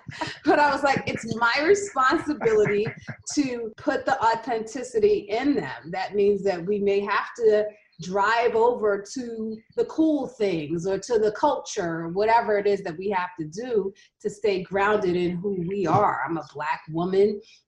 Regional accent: New York, United States; now in Los Angeles, United States; I'm from New York.

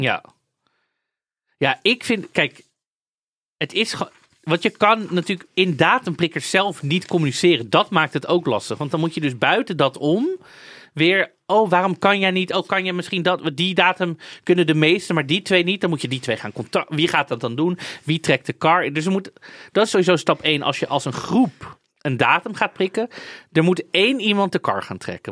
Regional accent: Amsterdam, North Holland, Netherlands; als Amsterdammer

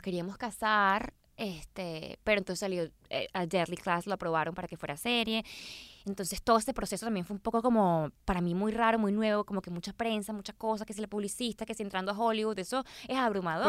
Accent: Caracas, Capital District, Venezuela; moved away as an adult; now in Los Angeles, United States; Caracas es la mejor ciudad del planeta. O sea, yo, esta es mi casa

